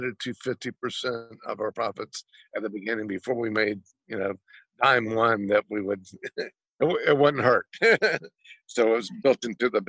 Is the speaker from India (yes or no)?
no; Georgia, United States; also born or lived in Alameda; now in Lodi, United States; I'm from Georgia